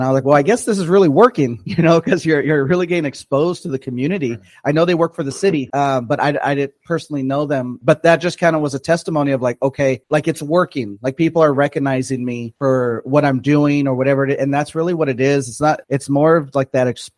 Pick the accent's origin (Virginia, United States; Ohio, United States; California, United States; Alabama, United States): California, United States; Perris; I grew up in Perris, so I've been in Perris since like 93.